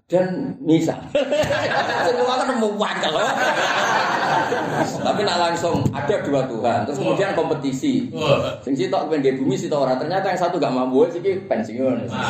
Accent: Java, Indonesia; Saya bisa menjadi ulama di sini-sini karena saya orang Jawa. Jawa deles.

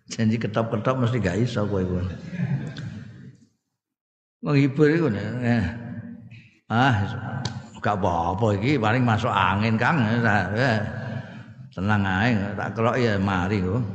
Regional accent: Java, Indonesia; Afia itu ya wilujeng nek cara aku aku wong Jawa ngertiku ya wilujeng iku.

